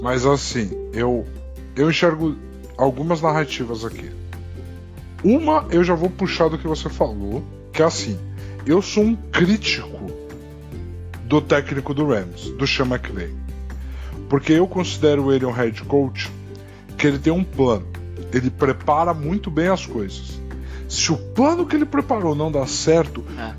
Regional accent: Brazil; A gente é brasileiro

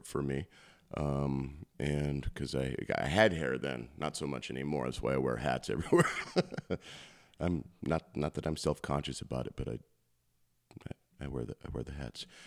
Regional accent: Postville, Iowa, United States; I'm from Postville

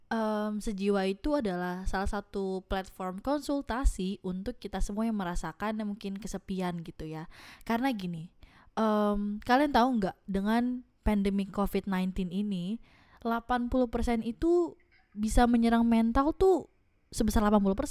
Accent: Tangerang, Banten, Indonesia; dan gue dari Tangerang

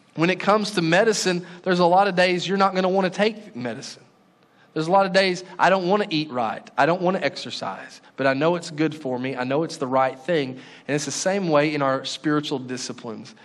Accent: Paris, Texas, United States; the church that I grew up in Paris, Texas

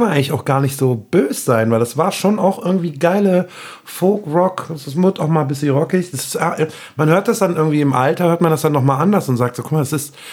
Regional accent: near Bonn, North Rhine-Westphalia, Germany; also born or lived in Cologne; now in Bochum, Germany; meine Mom ist dann irgendwann hier ein bisschen raus und dann bin ich hinten so hinter Bonn, Batonev, die Ecke aufgezogen, dann bin ich irgendwann wieder nach Bonn und dann wieder zurück nach Köln

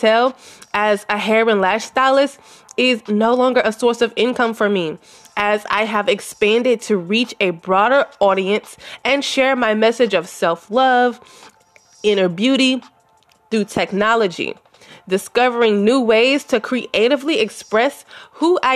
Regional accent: Louisiana, United States; moved away as an adult; now in Texas, United States; I was born and lived in Louisiana until my mother passed, and then I moved to Texas as a licensed cosmetologist

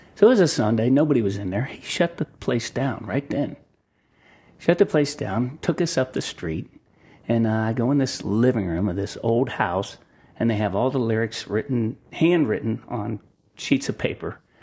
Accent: Delaware, Ohio, United States; I grew up in Delaware, Ohio

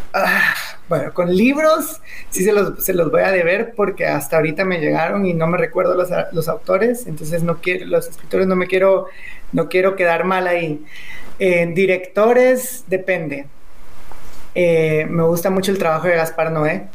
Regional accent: Guatemala; yo amo demasiado mi país

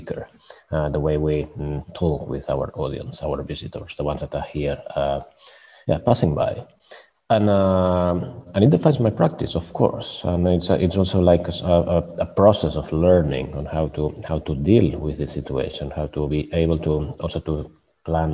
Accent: Barcelona, Catalonia, Spain; moved away as an adult; now in Stockholm, Sweden; I'm from Barcelona, and I've been living in Sweden for many years

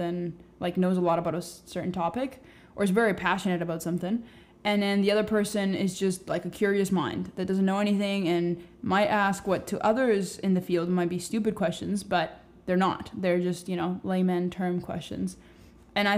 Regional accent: Cuba; now in Canada; We're both from Cuba, and been living here for a while.

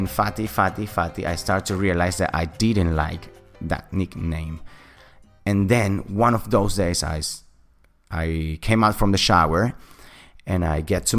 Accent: Caracas, Capital District, Venezuela; accent: British; English is a second language; moved away; I'm from Venezuela, Caracas, the capital city.

